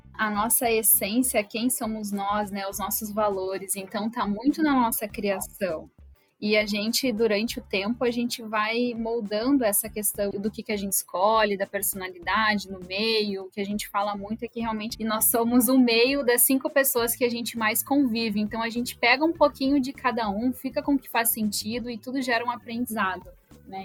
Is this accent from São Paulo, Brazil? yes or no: no; Horizontina, Rio Grande do Sul, Brazil; moved away as an adult; now in Rio de Janeiro, Brazil; Eu sou de Horizontina, do Rio Grande do Sul, então sou gaúcha